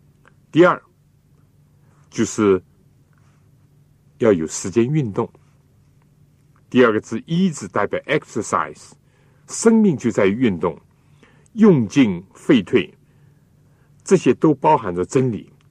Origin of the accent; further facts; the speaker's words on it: China; 我们中国人有的时候呢，为了讲究口味，或者为了使得这个菜的颜色鲜艳一点呢。